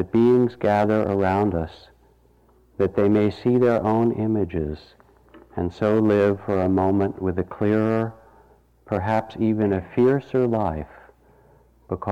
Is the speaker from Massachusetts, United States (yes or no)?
yes; Massachusetts, United States; When I grew up in Massachusetts, we had the blue laws